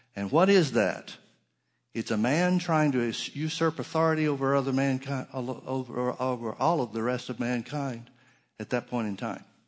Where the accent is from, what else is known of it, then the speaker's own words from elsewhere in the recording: Alabama, United States; moved away; also born or lived in Oklahoma; I grew up in Alabama